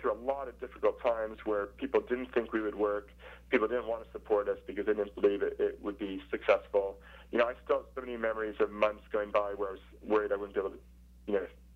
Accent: New Jersey, United States; moved away as an adult; also born or lived in Richmond, Virginia / Hawaii; now in London, United Kingdom; I grew up in New Jersey

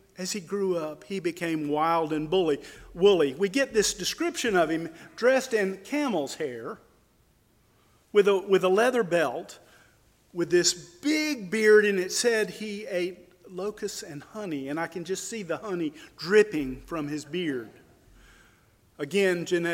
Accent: Perry, Florida, United States; the Deep South where I grew up in Perry, Florida, 7 decades ago

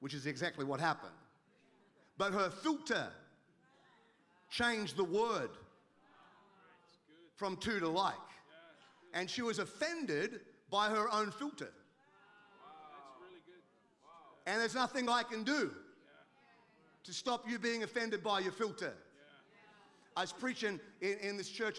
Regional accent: Australia; now in United States; I'm an Australian. I live in America.

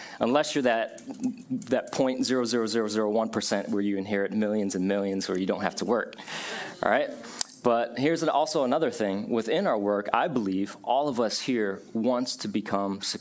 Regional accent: Buffalo, New York, United States; moved away; also born or lived in Vietnam / Ohio; we grew up in Buffalo

